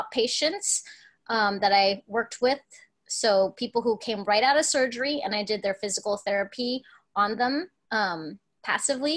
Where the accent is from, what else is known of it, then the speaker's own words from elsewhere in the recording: Alaska, United States; also born or lived in Hong Kong; being born in Hong Kong, but growing up in Alaska